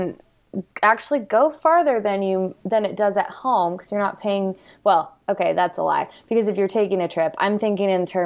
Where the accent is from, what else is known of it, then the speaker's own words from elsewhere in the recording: Twin Falls, Idaho, United States; I grew up in Twin Falls, Idaho